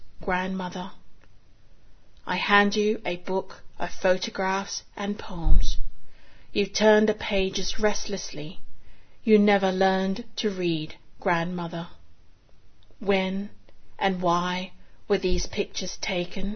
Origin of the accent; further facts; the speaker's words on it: Singapore; now in Sydney, Australia; I was born in Singapore of Chinese descent